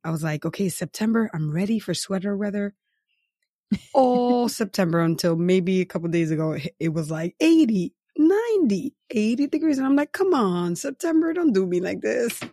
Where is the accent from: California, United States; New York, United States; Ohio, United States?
New York, United States; New York City; I'm from New York City, so beach towns are vacations to me